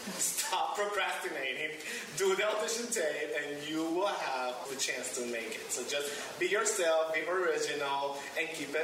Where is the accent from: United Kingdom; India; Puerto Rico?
Puerto Rico; Arecibo; moved away; I grew up in Puerto Rico. I was born in Arecibo, Puerto Rico. I went to college in Puerto Rico, so hey, I'm very proud of who I am, where I come from, my family's there